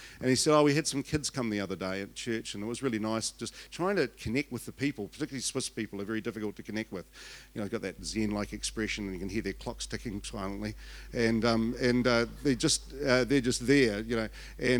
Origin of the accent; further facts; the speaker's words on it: Invercargill, Southland, New Zealand; Born and bred in Invercargill, had elocution lessons so I could leave, and otherwise you wouldn't understand me at all.